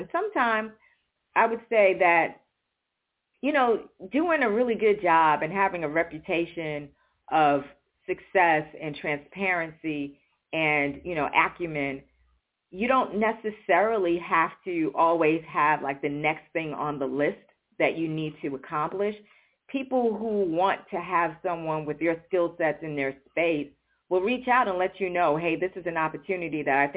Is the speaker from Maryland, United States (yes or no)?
no; New York City, New York, United States; moved away; I grew up in New York City